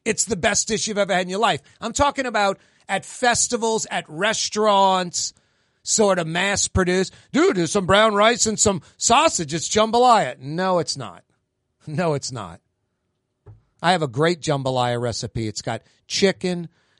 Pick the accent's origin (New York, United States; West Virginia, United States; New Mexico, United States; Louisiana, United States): Louisiana, United States; New Orleans; No, I'm proud New Orleanian, proud Louisianian, glad I'm a native, love this state, love this city, love the people, love the seafood.